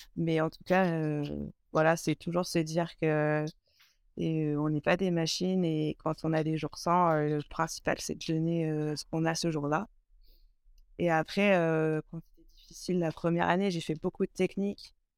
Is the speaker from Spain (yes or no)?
no; Burgundy, Bourgogne-Franche-Comté, France; moved away as an adult; now in Aix-les-Bains, France; je suis originaire de Bourgogne